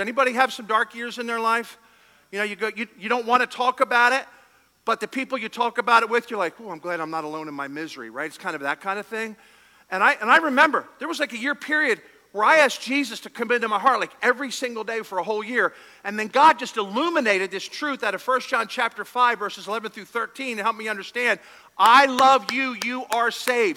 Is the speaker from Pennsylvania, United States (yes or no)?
yes; Philadelphia, Pennsylvania, United States; We're from Philadelphia